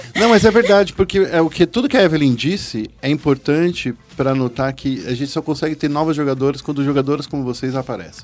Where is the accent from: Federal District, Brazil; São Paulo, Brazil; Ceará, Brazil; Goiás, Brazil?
São Paulo, Brazil; also born or lived in Campo Limpo, São Paulo; Eu nasci no Capão Redondo.